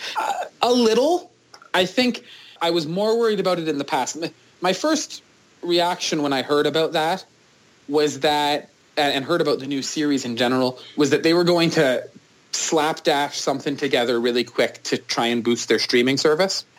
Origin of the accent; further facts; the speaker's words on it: Canada; as a Canadian